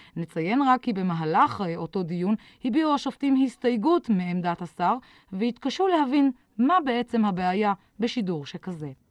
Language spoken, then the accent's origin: Hebrew; a kibbutz near Beersheba, Southern District, Israel; גדלתי בדרום, בקיבוץ קרוב לבאר שבע